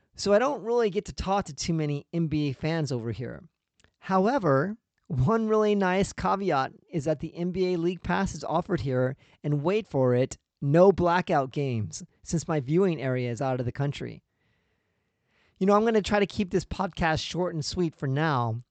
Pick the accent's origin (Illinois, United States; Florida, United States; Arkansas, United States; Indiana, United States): Indiana, United States; I grew up in Indiana, where at that time, basketball was a religion.